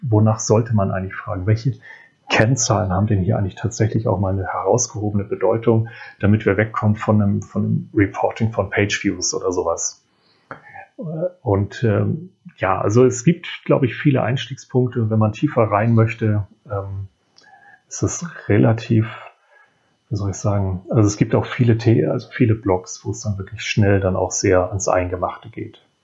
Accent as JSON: {"language": "German", "region": "Hamburg", "country": "Germany", "said": "für mich als Hamburger"}